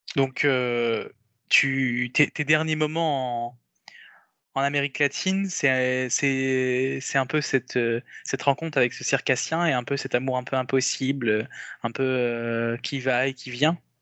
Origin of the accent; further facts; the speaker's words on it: France; on est européens, on est français